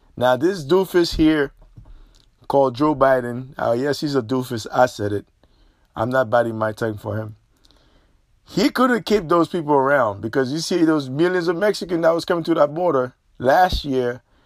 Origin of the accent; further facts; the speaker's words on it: Haiti; now in United States; as a Haitian national who live abroad